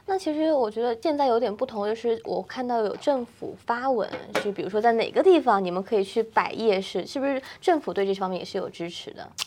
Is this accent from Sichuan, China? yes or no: no; Guangdong, China; 因为我是广东人嘛